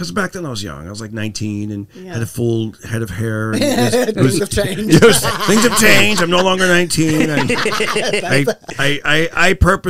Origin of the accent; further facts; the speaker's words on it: Fresno, California, United States; now in Los Angeles, United States; I grew up in, California, but okay. He would, in Fresno